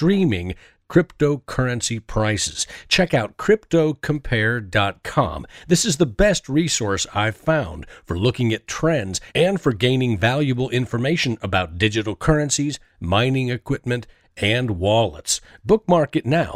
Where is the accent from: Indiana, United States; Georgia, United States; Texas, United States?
Indiana, United States; Indianapolis; now in Nashville, United States; I'm from Indianapolis